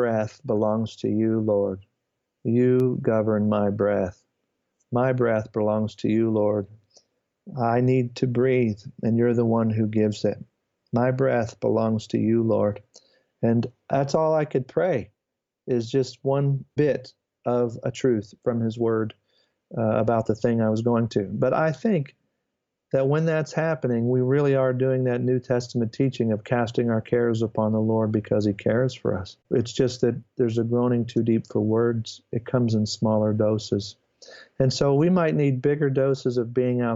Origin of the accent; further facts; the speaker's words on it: United States; the way I am as an American